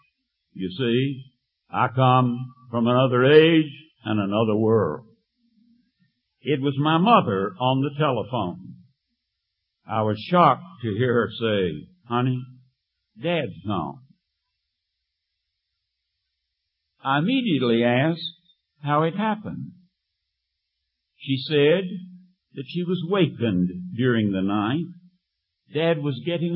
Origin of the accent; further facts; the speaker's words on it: the Bible Belt, the South, United States; When I was 16, as a Methodist in the South in the Bible Belt, in my church